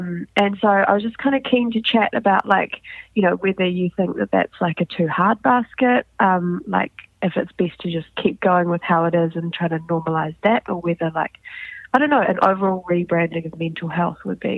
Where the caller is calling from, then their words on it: New Zealand; I'm calling from New Zealand.